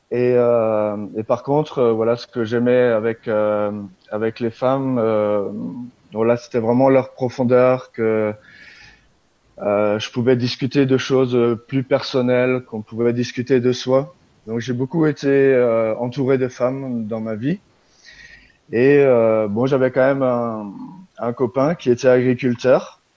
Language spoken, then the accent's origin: French; Grand Est, France; j'y suis allé en Alsace, puisque je suis originaire d'Alsace